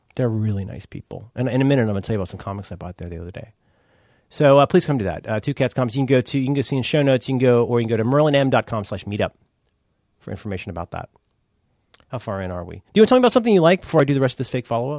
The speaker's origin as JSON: {"language": "English", "region": "Ohio", "country": "United States", "said": "I'm from Ohio"}